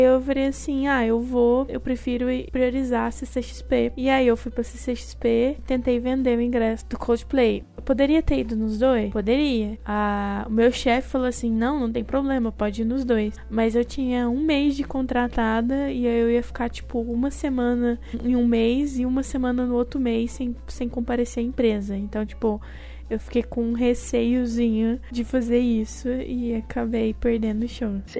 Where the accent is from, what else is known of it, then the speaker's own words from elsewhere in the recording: Paraná, Brazil; accent: Minas Gerais; now in Minas Gerais, Brazil; eu sou do Paraná apesar de do sotaque mineiro e morar em Minas por enquanto, eu sou paranaense.